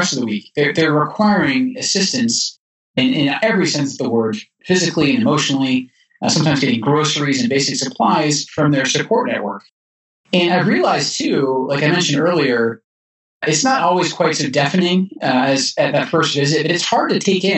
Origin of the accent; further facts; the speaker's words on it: Edinburgh, Scotland, United Kingdom; also born or lived in Texas; now in Utah, United States; I was growing up as a boy in Scotland that going from Edinburgh, where I live, to see my grandmother in Glasgow